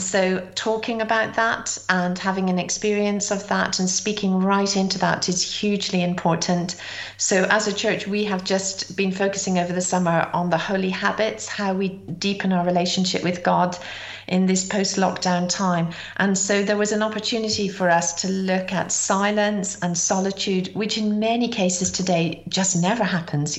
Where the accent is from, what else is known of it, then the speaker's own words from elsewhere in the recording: Ireland; also born or lived in Britain; now in United Kingdom; I'm Irish